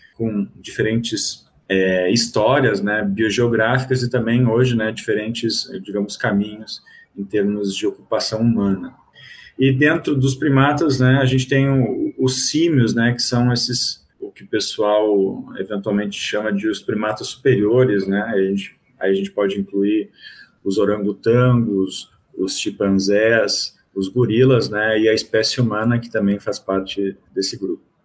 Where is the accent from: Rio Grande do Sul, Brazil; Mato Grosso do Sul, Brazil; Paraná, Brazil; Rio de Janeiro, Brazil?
Rio Grande do Sul, Brazil; moved away as an adult; also born or lived in Goiás / Bahia; now in Salvador, Brazil; eu sou gaúcho, né? E fiz minha graduação em biologia e mestrado em ecologia lá na Federal do Rio Grande do Sul